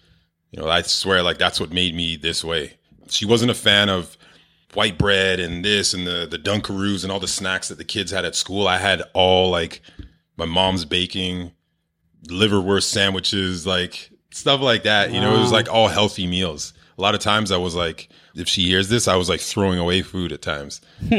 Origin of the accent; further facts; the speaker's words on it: Toronto, Ontario, Canada; I moved out there from Toronto.